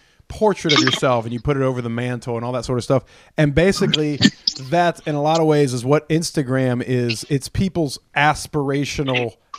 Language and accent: English; Athens, Georgia, United States; This is us, man. We're from Athens, Georgia, and we're, you know, we like certain things.